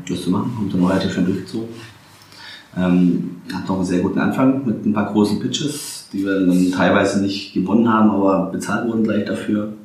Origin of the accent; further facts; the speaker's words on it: Swabia, Baden-Württemberg, Germany; moved away as an adult; now in Berlin, Germany; dass ich Exilschwabe bin